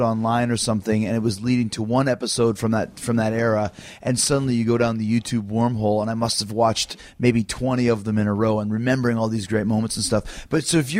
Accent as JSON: {"language": "English", "town": "Winnipeg", "region": "Manitoba", "country": "Canada", "tie": "born or raised there", "said": "when I was growing up in Winnipeg"}